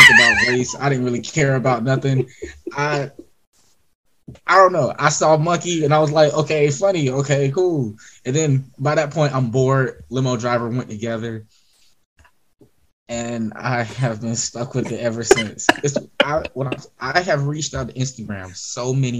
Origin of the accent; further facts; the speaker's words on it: Greenville, South Carolina, United States; I'm in my hometown